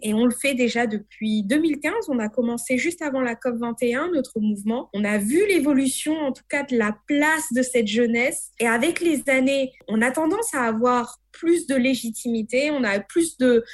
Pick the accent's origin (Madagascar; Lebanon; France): Madagascar; de Madagascar